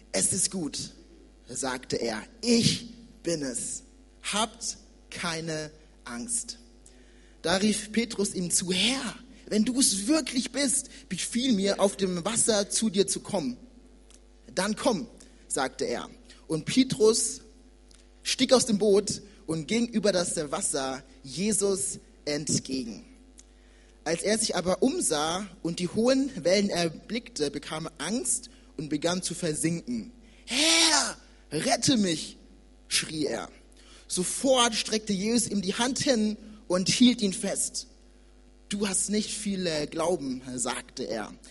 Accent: Nuremberg, Bavaria, Germany; Ich bin in Nürnberg geboren und aufgewachsen und vor zwei Jahren bin ich in die Nähe von Frankfurt gezogen, um dort äh, Theologie zu studieren

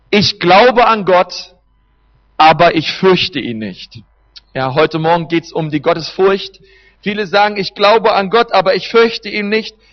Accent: Berlin, Germany; Wir haben bei uns in Berlin, ich bin Berliner, wenn man ein Stück rausfährt nach Brandenburg, einen Havelpark

